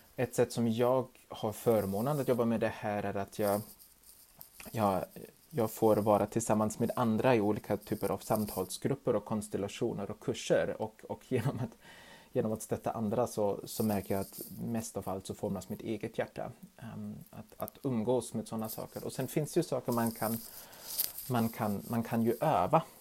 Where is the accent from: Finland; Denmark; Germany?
Germany; now in Sweden; i mitt hemland Tyskland